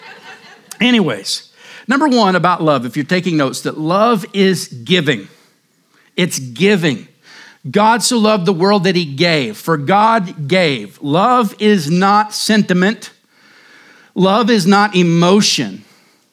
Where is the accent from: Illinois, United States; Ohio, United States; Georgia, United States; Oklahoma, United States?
Oklahoma, United States; Cherokee County and Mayes County; now in Surprise, United States; growing up in Cherokee County and Mace County, different places in Oklahoma